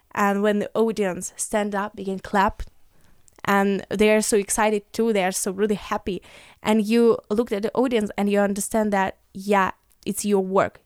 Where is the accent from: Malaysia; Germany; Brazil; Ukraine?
Ukraine; English is a second language; I came from Ukraine